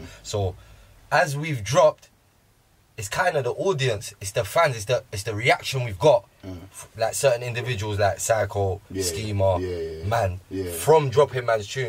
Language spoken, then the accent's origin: English; London, United Kingdom; as your like average person growing up in London, I was born here, innit? So growing up in London